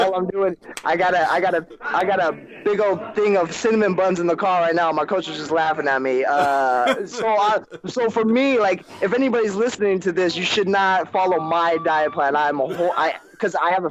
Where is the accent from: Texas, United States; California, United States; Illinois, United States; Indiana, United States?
California, United States; Bay Area; growing up in the Bay Area as a kid